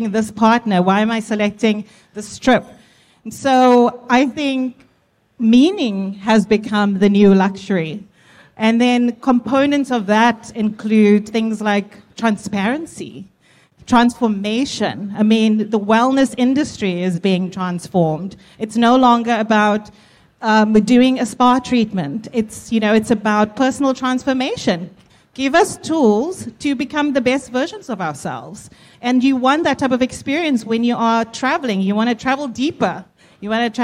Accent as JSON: {"language": "English", "country": "South Africa", "moved": "yes", "lives_now": "United States", "said": "I am South African, based in the US."}